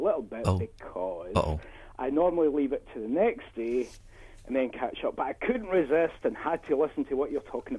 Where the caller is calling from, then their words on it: Stevenage, East of England, United Kingdom; I'm calling you from Stevenage.